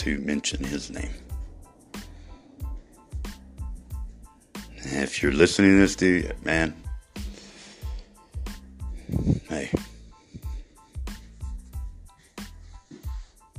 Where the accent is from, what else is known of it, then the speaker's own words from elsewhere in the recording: Ozona, Texas, United States; my hometown